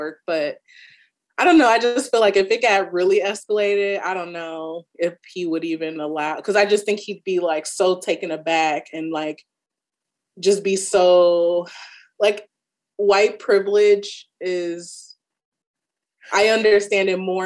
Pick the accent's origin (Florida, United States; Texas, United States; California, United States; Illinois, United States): Illinois, United States; Chicago; I'm from Chicago.